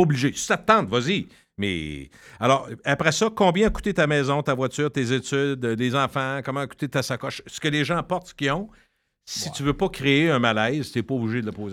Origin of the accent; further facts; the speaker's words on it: Loretteville, Quebec, Canada; quand je viens de Loretteville